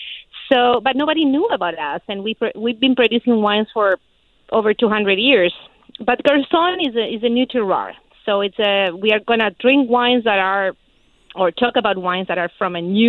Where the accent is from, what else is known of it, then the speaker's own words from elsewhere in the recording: Uruguay; also born or lived in Chile / California; now in United States; I was born in Uruguay.